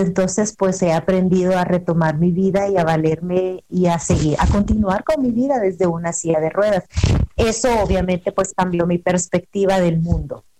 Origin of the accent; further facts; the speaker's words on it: El Salvador; moved away as an adult; now in Puebla, Mexico; yo soy salvadoreña, eh, resido en México desde hace tres años